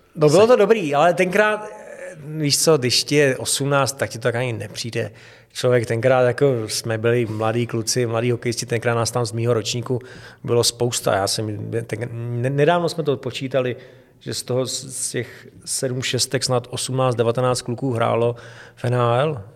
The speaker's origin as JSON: {"language": "Czech", "country": "Czechia", "tie": "born or raised there", "also_born_or_lived": "Havlíčkův Brod", "said": "od nuly jsem vyrůstal v Hradci"}